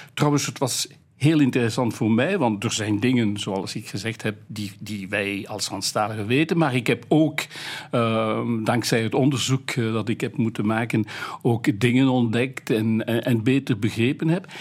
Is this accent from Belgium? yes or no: yes; Wallonia, Belgium; first language French; Dutch is a second language; ik beschouw mij ook als Waal, want daar zijn mijn roots. daar heb ik bijna altijd gewoond